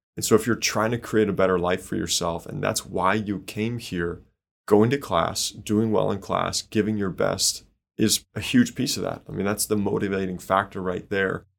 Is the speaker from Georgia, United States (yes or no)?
no; Chicago, Illinois, United States; now in Indiana, United States; I grew up in Chicago, so definitely a Bears fan